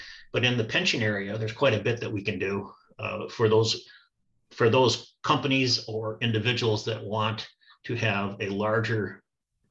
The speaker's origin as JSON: {"language": "English", "town": "Chicago", "region": "Illinois", "country": "United States", "tie": "born or raised there", "said": "I grew up in the Chicagoland area"}